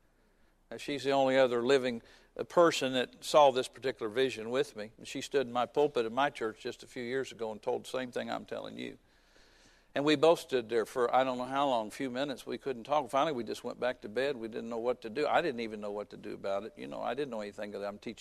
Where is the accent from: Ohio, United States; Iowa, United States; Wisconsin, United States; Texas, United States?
Ohio, United States; Fairborn; also born or lived in Springfield, Ohio; We moved to Springfield, Ohio, which is a few miles from where I grew up in Fairborn